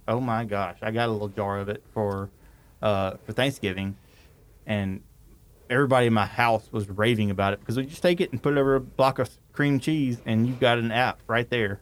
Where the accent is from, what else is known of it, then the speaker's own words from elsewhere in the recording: North Louisiana, United States; I'm a redneck from North Louisiana